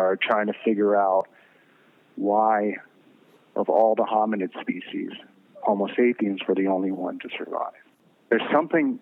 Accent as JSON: {"language": "English", "region": "the South", "country": "United States", "tie": "born or raised there", "said": "I'm an American, but I grew up in the South"}